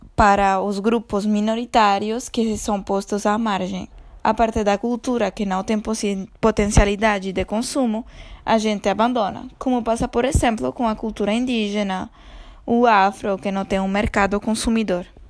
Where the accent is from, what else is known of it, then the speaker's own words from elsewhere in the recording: Venezuela; Portuguese is a second language; moved away; num país como a Venezuela, de onde eu sou